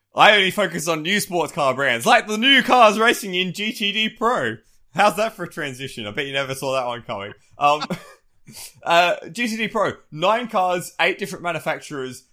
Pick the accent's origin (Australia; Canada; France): Australia; despite being Australian